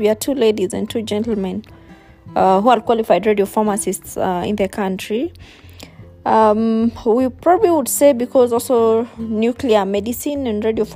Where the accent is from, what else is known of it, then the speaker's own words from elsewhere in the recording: Limuru, Kiambu County, Kenya; also born or lived in South Africa; I'm from Limuru, and I studied at Loreto.